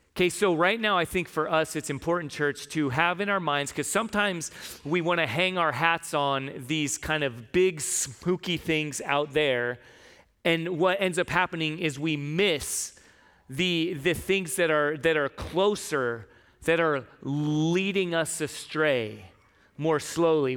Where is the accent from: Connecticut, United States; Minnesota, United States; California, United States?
California, United States; San Diego; now in Tucson, United States; I grew up in San Diego